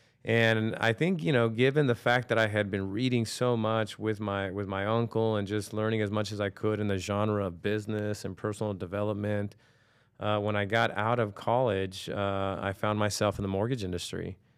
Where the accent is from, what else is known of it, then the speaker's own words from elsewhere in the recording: New York, United States; born there; So listen, I'm 46 years old at the time of this recording. You know, I was born in New York, and I think I grew up in a privileged situation in the sense that, you know, I grew up in a family that was entrepreneurial.